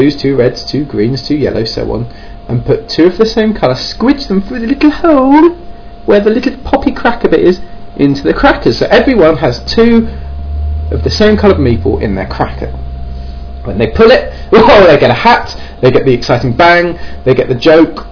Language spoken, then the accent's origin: English; Kent, South East England, United Kingdom; accent: Kent / southeast England; folks down in Kent, which is the southeast of England, hence my rather wonderful accent